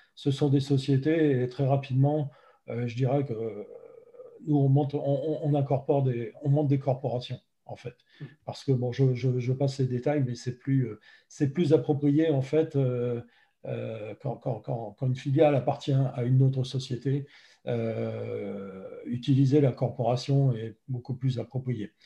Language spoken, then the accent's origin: French; France; moved away as an adult; also born or lived in Los Angeles, United States / Seattle, United States; now in United States; je suis français, évidemment, comme ça peut s'entendre. Euh, par contre, je, vis aux États-Unis depuis près de, de, 15 ans